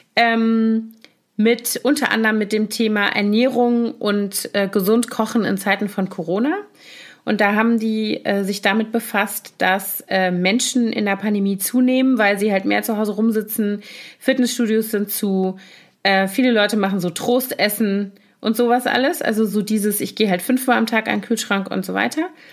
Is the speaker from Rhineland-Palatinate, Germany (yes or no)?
yes; Koblenz, Rhineland-Palatinate, Germany; moved away; in meiner Heimatstadt Koblenz